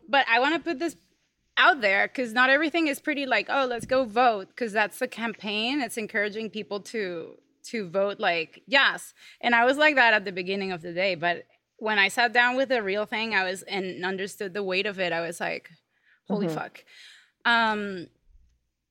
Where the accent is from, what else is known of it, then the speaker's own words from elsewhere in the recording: Venezuela; now in United States; I come from Venezuela